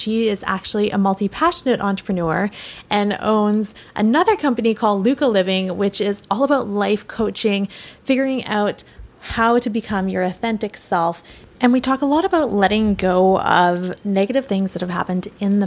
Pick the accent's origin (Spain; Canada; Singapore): Canada; Victoria, British Columbia; also born or lived in Vancouver, Canada / Santa Monica, Los Angeles, United States; now in Los Angeles, United States; I'm originally from Victoria, British Columbia, Canada, relocated to Vancouver, and I'm currently situated in beautiful Santa Monica in Los Angeles, California